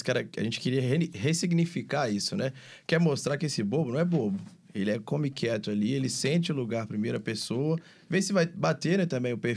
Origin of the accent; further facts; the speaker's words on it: Minas Gerais, Brazil; moved away; eu sou mineiro.